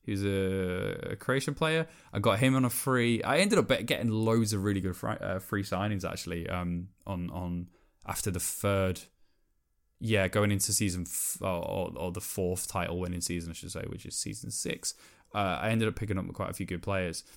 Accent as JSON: {"language": "English", "area": "Welsh", "region": "Wales", "country": "United Kingdom", "said": "I'm Welsh"}